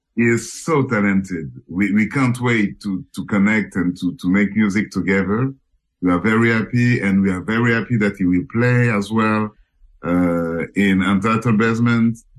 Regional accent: Senegal; also born or lived in Cameroon; now in Paris, France; From Cameroon. And I was raised in Senegal

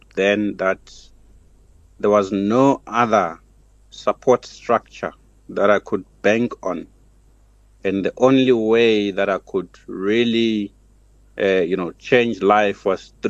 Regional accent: Soweto, Gauteng, South Africa; the hood, from the township, went to high school in Soweto, public school

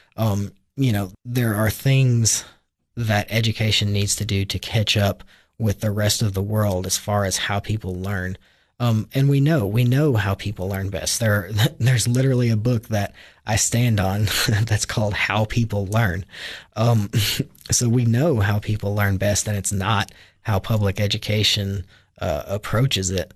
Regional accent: Hohenwald, Tennessee, United States; I was raised originally in Hohenwald, Tennessee, which is about, uh, ninety miles southwest of Nashville

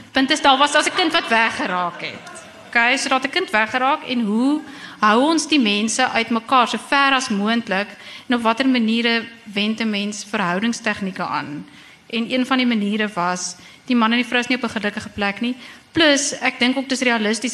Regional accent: Bloemfontein, Free State, South Africa; moved away as an adult; also born or lived in Stellenbosch / East London / Cape Town; het ek groot geword in Bloemfontein

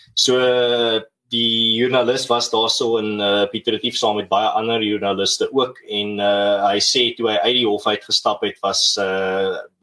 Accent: South Africa; ons as Suid-Afrikaners

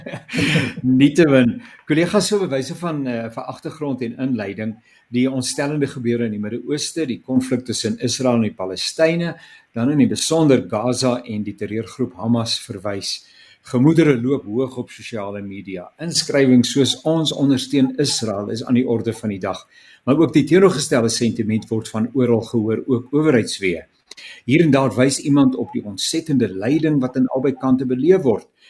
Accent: South Africa; ek as Suid-Afrikaner gebore is

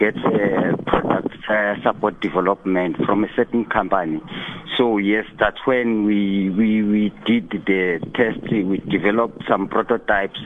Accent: Eastern Cape, South Africa; also born or lived in Khayelitsha, Cape Town; now in Cape Town, South Africa; I grew up in Eastern Cape

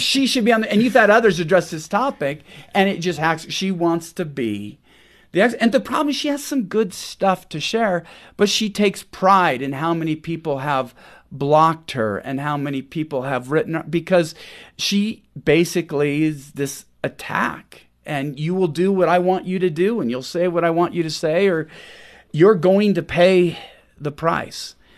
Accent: Washington, United States; I grew up in Washington State, which is famous for two things

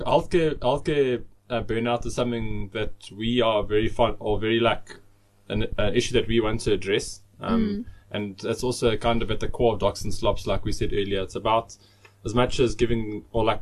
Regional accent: South Africa; as a South African society

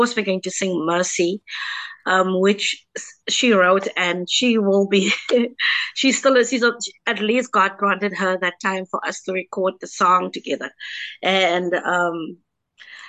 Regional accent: Kraaifontein, Western Cape, South Africa; I come from a small town, Kraaifontein, and I grew up in the Pentecostal church.

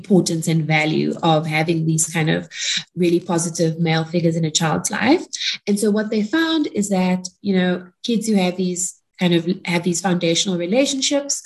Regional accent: Cape Town, Western Cape, South Africa; I'm from Cape Town, but I'm in Pretoria right now

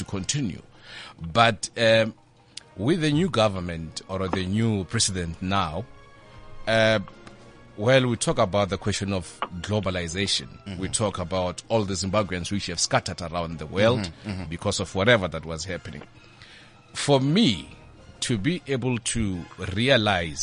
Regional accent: South Africa; as a South African citizen

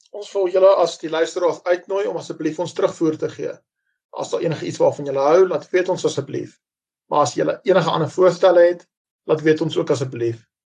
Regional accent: Roodepoort, Gauteng, South Africa; Ek is gebore in Roodepoort, Wesrand van Johannesburg, Suid-Afrika.

